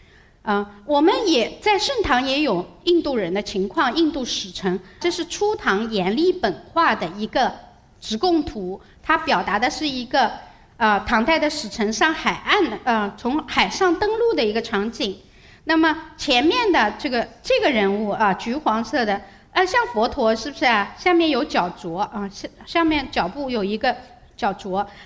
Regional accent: China; 我们中国人是很老老实实把猪头牛头砍下来捧着走过去到祖庙里去

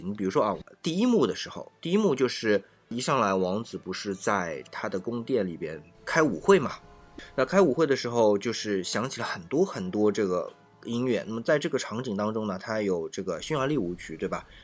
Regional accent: China; 我们中国人

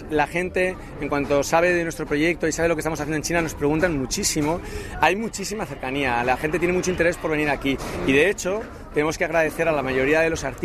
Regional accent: Spain; Nosotros somos una empresa china, eh, somos em, empresarios españoles, pero somos una empresa china.

